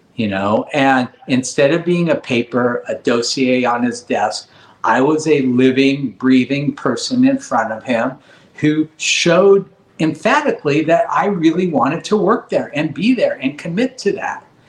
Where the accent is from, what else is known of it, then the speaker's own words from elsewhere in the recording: Los Angeles, California, United States; I grew up in Granada Hills, a family of five